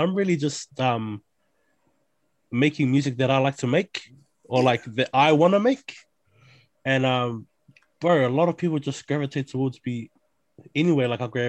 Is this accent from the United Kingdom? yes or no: no; Porirua, Wellington, New Zealand; Born and raised in Porirua, the best city in New Zealand and the world